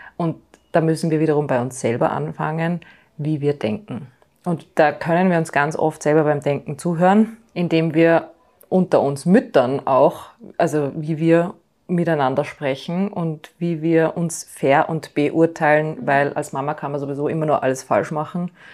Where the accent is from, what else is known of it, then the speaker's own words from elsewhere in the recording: Austria; bei uns in Österreich